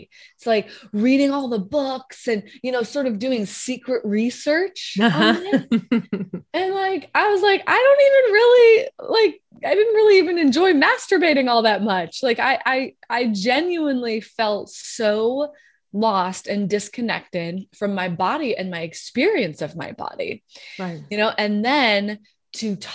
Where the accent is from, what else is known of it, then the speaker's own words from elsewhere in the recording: Wyoming, United States; moved away as an adult; also born or lived in South Carolina / New York; now in Los Angeles, United States; I was born in Wyoming. So it's like, you can imagine a woman who comes from like conservative Wyoming roots